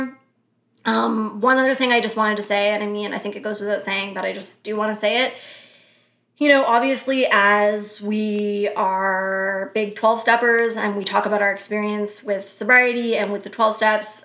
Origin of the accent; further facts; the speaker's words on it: Canada; we are Canadian